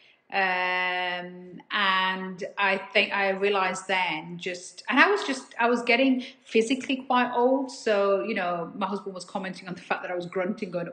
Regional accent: Dewsbury, Yorkshire and the Humber, United Kingdom; a girl born and raised in Dewsbury in West Yorkshire

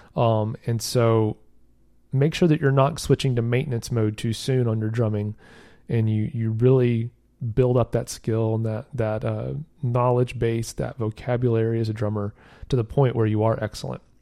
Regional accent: the South, United States; I'm from the South, so don't get too big for your britches, as they say down here

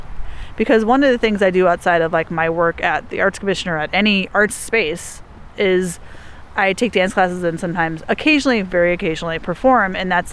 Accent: Chicago, Illinois, United States; I'm gonna miss you, but I'm from Chicago. My mom lives there, so I'm gonna come visit you too.

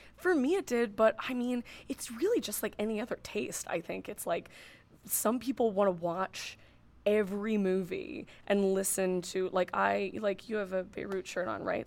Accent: Northern California, United States; moved away as an adult; now in New York City, United States; I grew up in Northern California and lived in Northern California most of my life. I've been in New York City for six years.

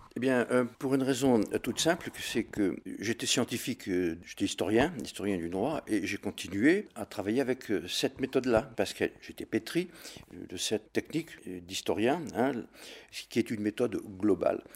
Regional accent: Jonchères, Auvergne-Rhône-Alpes, France; also born or lived in Lyon; now in Hautes-Alpes, France; Je suis né le 3-12-1944 à Jonchère dans la Drôme. C'était pendant la guerre où, mes parents se réfugiaient

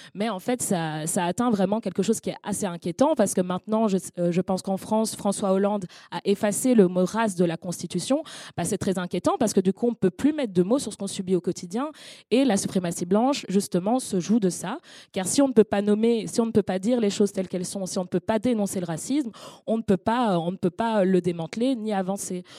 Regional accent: Brussels, Brussels-Capital Region, Belgium; je suis née à Bruxelles

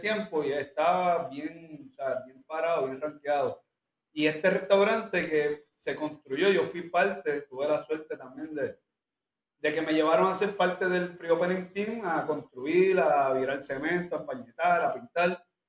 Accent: Puerto Rico; donde, viven mis papás, y donde yo nací y me crié toda la vida

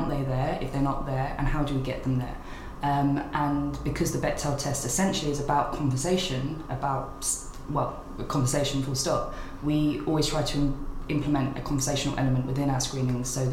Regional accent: London, United Kingdom; my hometown of Hackney

